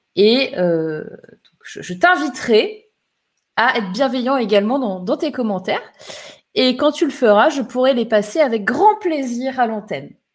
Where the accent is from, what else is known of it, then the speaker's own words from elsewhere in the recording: Var, Provence-Alpes-Côte d'Azur, France; moved away; moi, je suis du sud à la base, tu vois, je suis du Var